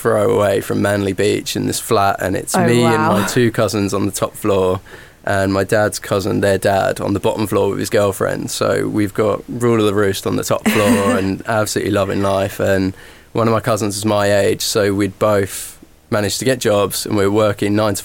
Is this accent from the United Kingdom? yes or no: yes; Norwich, East of England, United Kingdom; where I grew up in Norfolk, Norwich